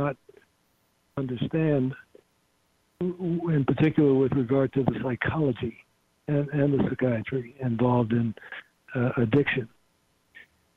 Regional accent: Virginia, United States; also born or lived in California; Returned to Virginia. I'm from Virginia.

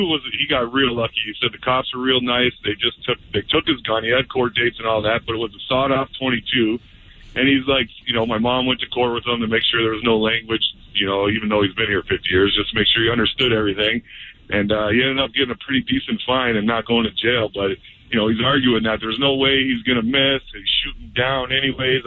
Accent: Canada; I'm Canadian.

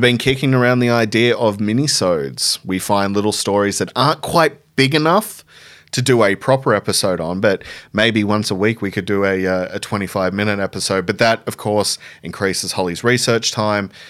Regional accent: Tumut, New South Wales, Australia; my hometown in Tumut.

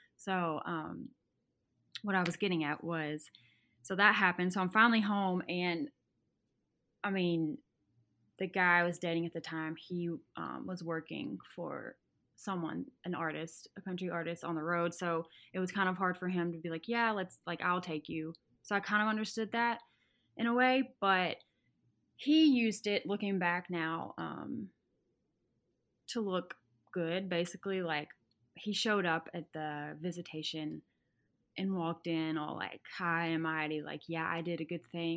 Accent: Arkansas, United States; moved away as an adult; now in Nashville, United States; I'm from Arkansas originally, and a s, really small town

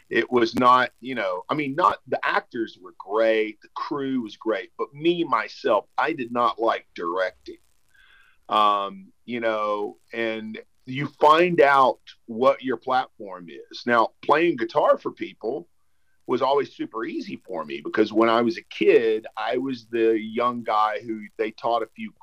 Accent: United States; I grew up on the Texas-Louisiana border

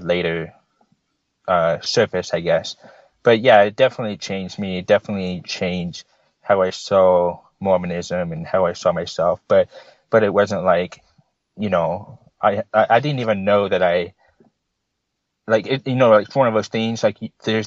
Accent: Orange County, California, United States; I grew up in Orange County, California

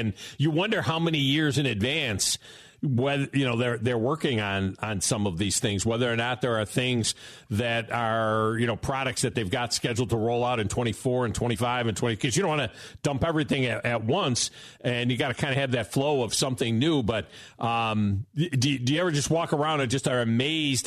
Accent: Finger Lakes, New York, United States; moved away; up north where I grew up in the Finger Lakes

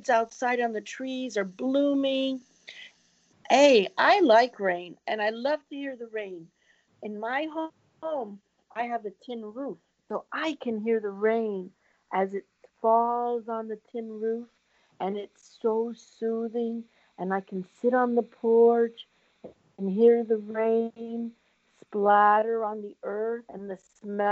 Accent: Port Charlotte, Florida, United States; I grew up in Port Charlotte

